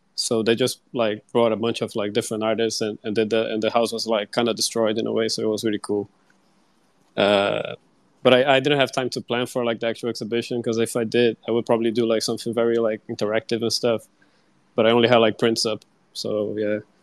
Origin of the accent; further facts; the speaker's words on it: Brazil; I'm from Brazil